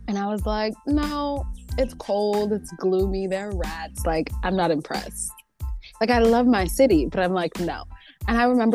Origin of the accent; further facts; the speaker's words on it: New York, United States; I'm barely from New York. I only have the swagger of a New Yorker, and everything else has left. Okay, the accent's changing, all the things are changing.